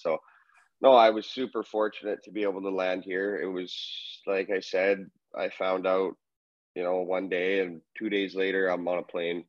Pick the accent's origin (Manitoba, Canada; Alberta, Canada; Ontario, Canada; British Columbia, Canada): British Columbia, Canada; Trail; Born and raised, man. That's my hometown.